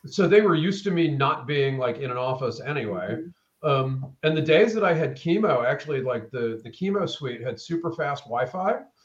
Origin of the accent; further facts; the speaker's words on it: Maine, United States; now in Atlanta, United States; originally I'm from Maine. Um, okay. Uh, moved to Atlanta in the early '90s.